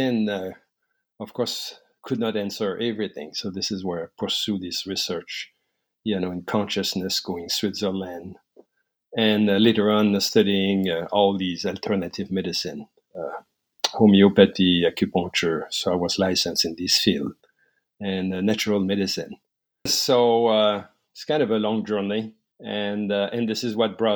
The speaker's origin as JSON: {"language": "English", "area": "La Beauce", "region": "Quebec", "country": "Canada", "tie": "born or raised there", "said": "I grew up in La Beauce, Quebec, Canada"}